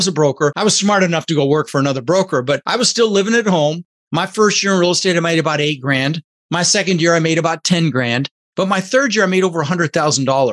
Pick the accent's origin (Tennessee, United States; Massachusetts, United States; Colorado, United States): Colorado, United States; Denver; also born or lived in Netherlands; I was born in the Netherlands, you know, think wooden shoes and windmills, and immigrated when I was 6 years old to the United States with my brother Albert, my mother's Vancha. We ended up in Denver, Colorado